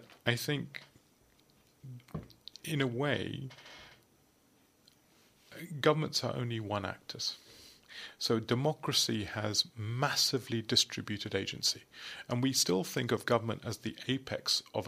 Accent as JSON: {"language": "English", "country": "United Kingdom", "said": "I'm obviously British"}